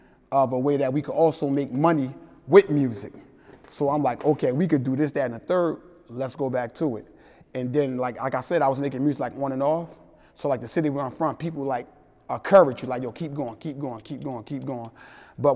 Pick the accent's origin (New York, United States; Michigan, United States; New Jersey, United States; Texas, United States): New Jersey, United States; Newark; also born or lived in East Orange, New Jersey; growing up in Newark, New Jersey / East Orange, New Jersey.